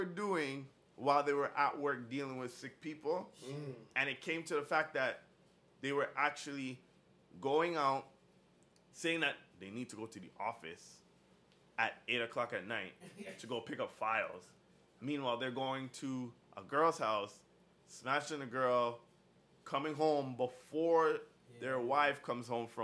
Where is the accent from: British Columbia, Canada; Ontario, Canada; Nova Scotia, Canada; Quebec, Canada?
Ontario, Canada; Ajax; I'm from Ajax